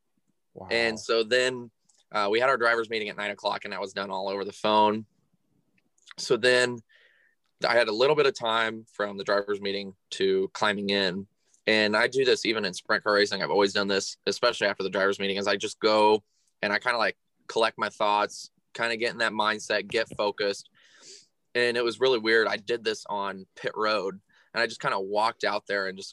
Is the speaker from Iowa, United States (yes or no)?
yes; Burlington, Iowa, United States; I am 22 years old and I am from Burlington, Iowa.